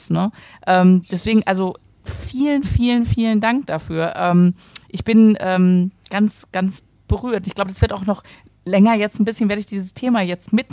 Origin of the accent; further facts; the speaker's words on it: Berlin, Germany; ich komme auch vom Land, ne? Also deswegen bin ich in Berlin aufgewachsen.